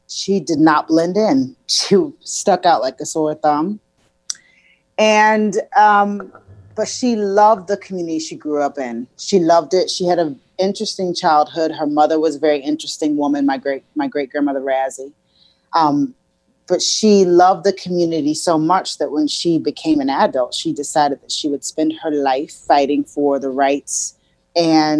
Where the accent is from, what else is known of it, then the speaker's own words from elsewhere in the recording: Columbia, South Carolina, United States; I was born and raised in Columbia, South Carolina